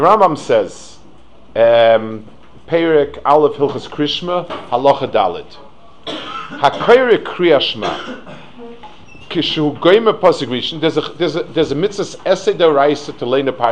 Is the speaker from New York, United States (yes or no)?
yes; New York City, New York, United States; I grew up in Lower East Side, and Rav Altuski was my Rebbe in 8th grade